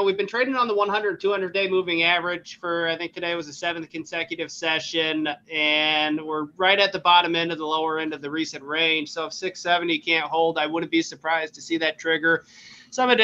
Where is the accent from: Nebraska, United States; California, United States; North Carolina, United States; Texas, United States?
Nebraska, United States; I grew up in Nebraska